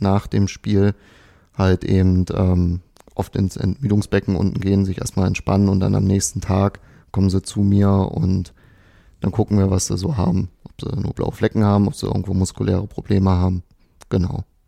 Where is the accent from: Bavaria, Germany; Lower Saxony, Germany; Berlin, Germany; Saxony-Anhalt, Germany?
Saxony-Anhalt, Germany; Dessau; moved away